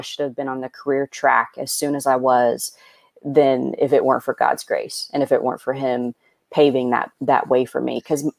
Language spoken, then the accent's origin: English; Indiana, United States; moved away as an adult; now in Los Angeles, United States; I'm born and raised in Indiana. So I'm obviously in love with that state. I won't move back, but I love it. Right. That's my home.